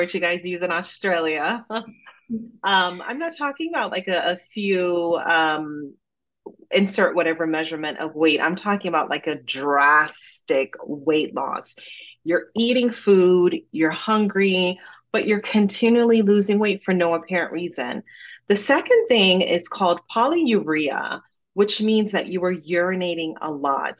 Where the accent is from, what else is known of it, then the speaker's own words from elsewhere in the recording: Jamaica; accent: Jamaican; now in United States; growing up in Jamaica